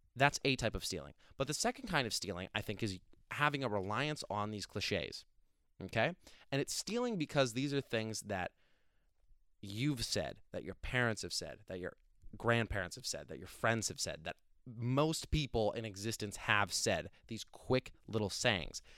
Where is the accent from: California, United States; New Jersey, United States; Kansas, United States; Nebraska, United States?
New Jersey, United States; now in Pennsylvania, United States; I'm from New Jersey originally. I love my state